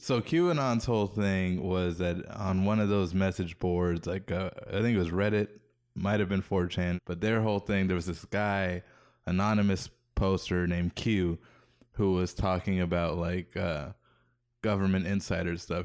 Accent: Hawaii, United States; moved away; growing up in Hawaii

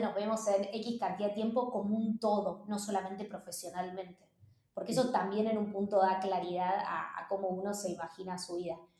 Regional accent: Argentina; moved away as an adult; also born or lived in Mexico / New York, United States; lo que somos los argentinos y las argentinas

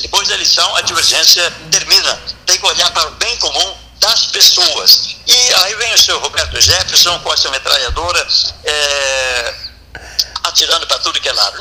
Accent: São Lourenço do Sul, Rio Grande do Sul, Brazil; now in Pelotas, Brazil; eu sou natural de São Lourenço, mas Pelotas me adotou

